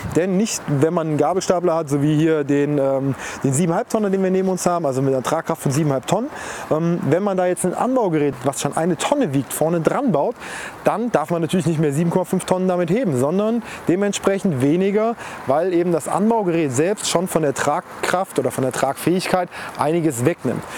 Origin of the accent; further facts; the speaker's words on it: Germany